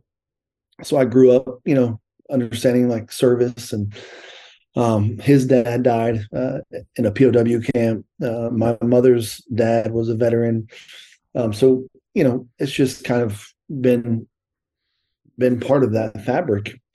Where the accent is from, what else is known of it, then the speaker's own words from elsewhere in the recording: Tucson, Arizona, United States; also born or lived in Columbus, Ohio; I grew up in Tucson, and we played baseball